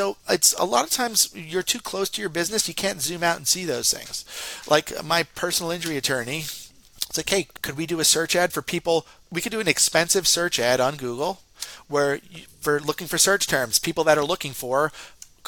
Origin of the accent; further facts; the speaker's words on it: Northeast, United States; I talk real fast. I'm from the Northeast